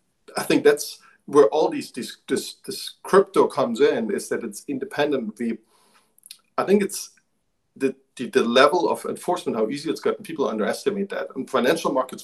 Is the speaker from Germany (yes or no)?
yes; eastern Germany, Germany; moved away; I grew up in Eastern Germany